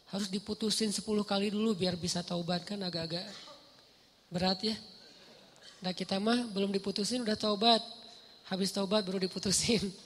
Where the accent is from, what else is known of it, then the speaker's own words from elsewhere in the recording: Aceh, Indonesia; now in Bandung, Indonesia; Alhamdulillah Allah takdirkan saya tinggal di Ban di Bandung. Ini nikmat yang besar. Tanpa saya e, mengeluh sebagai orang Aceh karena itu juga nikmat yang luar biasa buat saya